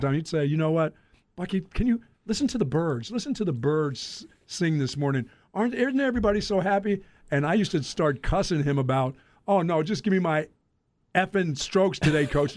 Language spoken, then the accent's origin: English; Greensboro, North Carolina, United States; also born or lived in Philadelphia; I grew up in Greensboro, North Carolina